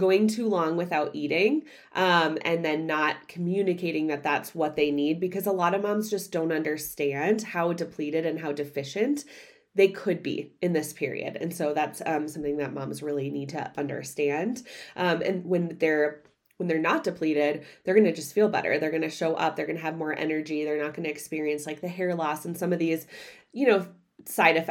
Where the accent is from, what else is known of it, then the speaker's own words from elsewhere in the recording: Midwest, United States; I grew up in the Midwest